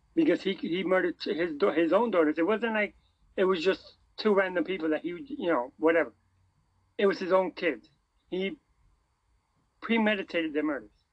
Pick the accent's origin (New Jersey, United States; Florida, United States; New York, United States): New York, United States; New York City; I'm from New York City